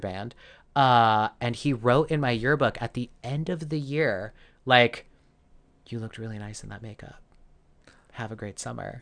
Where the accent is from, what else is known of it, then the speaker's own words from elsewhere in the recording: Arizona, United States; grew up in Arizona, uh, all through, like, elementary, middle